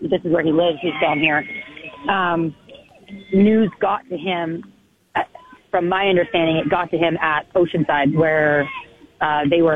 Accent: Canada; now in Arizona, United States; I'm Canadian.

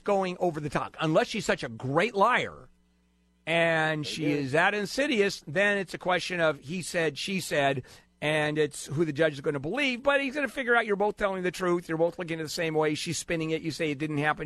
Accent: Brazil; moved away; I was born in Brazil, and when I was growing up there

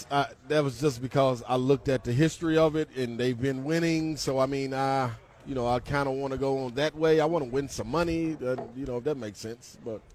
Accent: United States; I'm in France. I'm an American.

